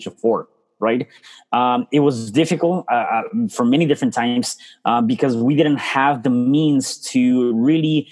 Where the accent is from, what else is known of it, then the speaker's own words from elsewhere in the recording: Mexico City, Mexico; moved away; I was born in a very poor family in Mexico City. So I'm actually from Mexico City.